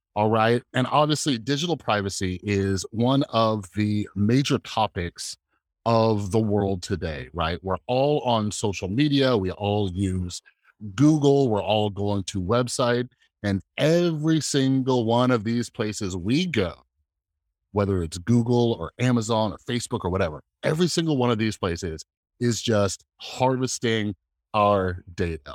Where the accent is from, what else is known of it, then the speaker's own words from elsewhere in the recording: United States; for me as an American